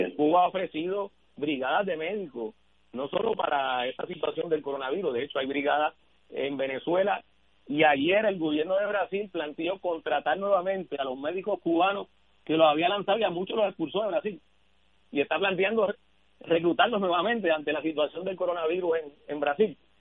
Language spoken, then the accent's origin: Spanish; Puerto Rico